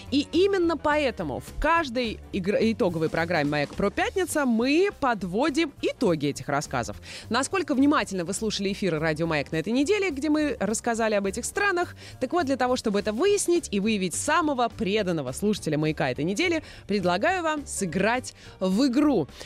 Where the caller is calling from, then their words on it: Kursk, Kursk Oblast, Russia; Я из Курска звоню вам.